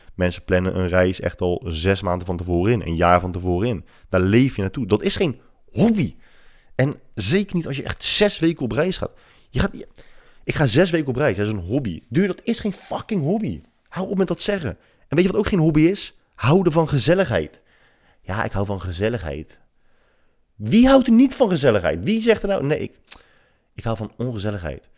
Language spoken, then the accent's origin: Dutch; Netherlands; wij uit Nederland komen